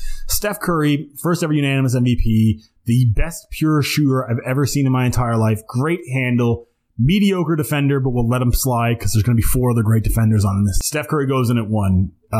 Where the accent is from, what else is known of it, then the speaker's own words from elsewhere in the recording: Canada; I'm Canadian